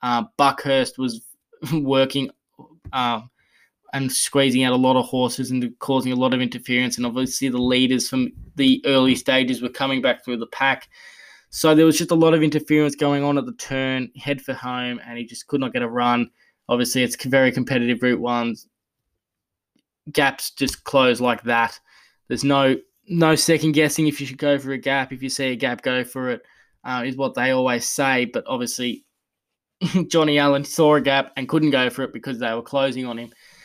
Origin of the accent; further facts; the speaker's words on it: Geelong, Victoria, Australia; I might actually just quickly highlight yesterday in my hometown of Geelong